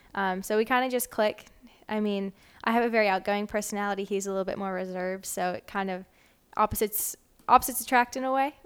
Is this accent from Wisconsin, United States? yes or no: yes; Wisconsin, United States; moved away as an adult; also born or lived in Michigan; now in Little Rock, United States; I am originally from Wisconsin